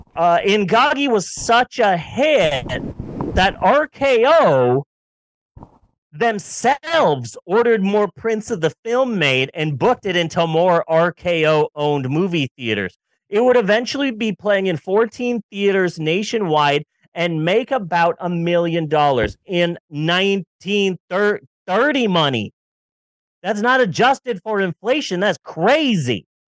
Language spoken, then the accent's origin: English; Southwest, United States; I grew up in the Southwest.